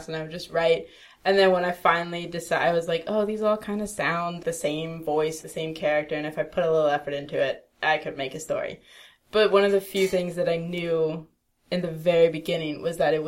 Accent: Baltimore, Maryland, United States; also born or lived in Florida; now in Los Angeles, United States; I'm from Baltimore.

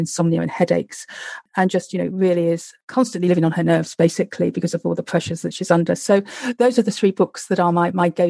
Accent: London, United Kingdom; I'm a Londoner and I come from generations of Londoners. So my parents, my grandparents, my great-grandparents, aunts, uncles, you know, we all lived in London. I was born in Westminster

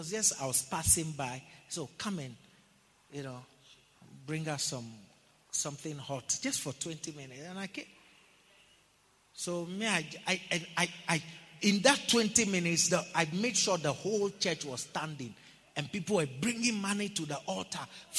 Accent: Ghana; I'm from Ghana

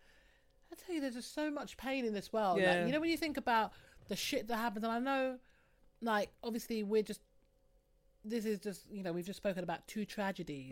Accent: London, United Kingdom; I'm from West London. Well, this side of, well, more West London than anywhere else.

